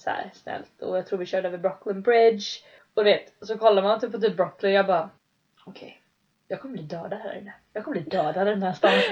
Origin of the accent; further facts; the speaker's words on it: Sweden; moved away as an adult; vi mhm. bodde där hemma, eller hemma, liksom, hemma i Sverige på berget